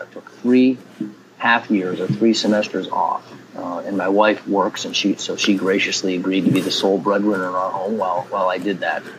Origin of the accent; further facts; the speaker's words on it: Grand Island, New York, United States; also born or lived in Syracuse, New York / Manhattan, New York / central New Jersey; now in Williamsport, United States; I grew up outside Buffalo, New York, in a um, well, it's not a small town, but a town of about twenty-five or thirty thousand called Grand Island